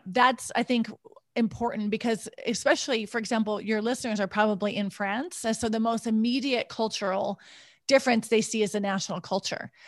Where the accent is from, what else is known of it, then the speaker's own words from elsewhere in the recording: United States; moved away as an adult; also born or lived in Switzerland / Ouagadougou, Burkina Faso; when I moved to Switzerland, all of a sudden, my American identity was important, and I didn't, I didn't have an American identity in the U S